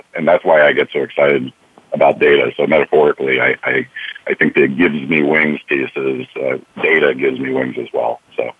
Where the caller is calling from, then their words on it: San Francisco, California, United States; Well, I'm calling from San Francisco. So it's still a little bit early here.